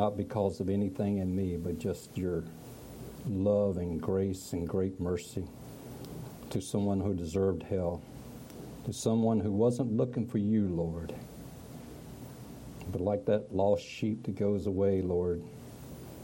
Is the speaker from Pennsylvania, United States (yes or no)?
no; Broadway, North Carolina, United States; I was born in North Carolina, Broadway, North Carolina, in 1950, May 10th